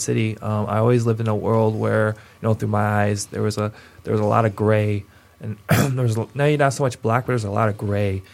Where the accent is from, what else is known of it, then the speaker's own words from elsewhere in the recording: Pontiac, Michigan, United States; my hometown of being uh, Pontiac, Michigan